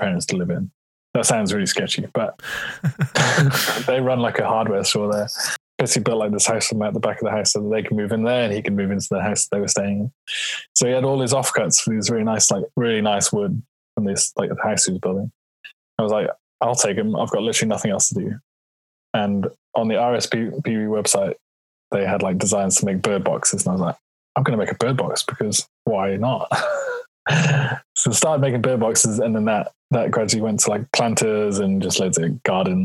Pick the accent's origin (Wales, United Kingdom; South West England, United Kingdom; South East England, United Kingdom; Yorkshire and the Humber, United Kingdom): Wales, United Kingdom; Rhayader; moved away as an adult; now in London, United Kingdom; I'm from a place called Rhaeadr, which is in the Eland Valley. It's the centre of Wales